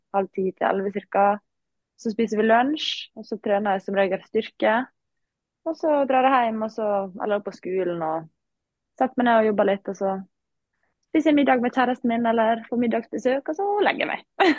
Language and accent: Norwegian; Langevåg, Møre og Romsdal, Norway; jeg kommer jo fra Langvåg, da, som er en liten klubb